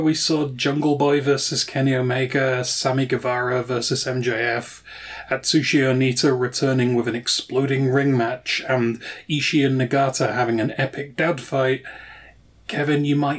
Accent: United Kingdom; As a Brit

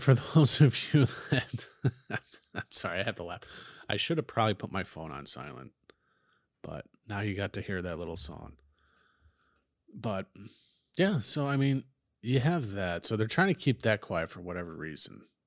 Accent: United States; as an American

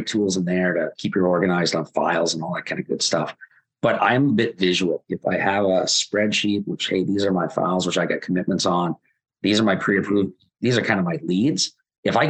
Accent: Waterloo, Ontario, Canada; I'm from Waterloo.

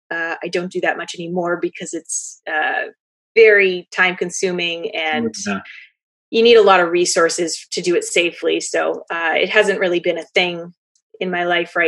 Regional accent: Western Maine, United States; also born or lived in Chester, New Hampshire; I grew up in Western Maine

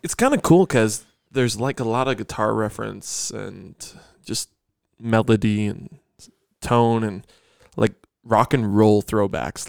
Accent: Grand Island, New York, United States; moved away; I'm from Grand Island

